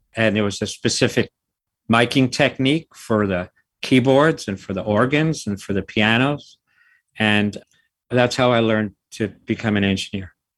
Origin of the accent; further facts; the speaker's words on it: New York City, New York, United States; also born or lived in California; I'm from the city. I've lived in the city almost my whole life. I grew up in the Bronx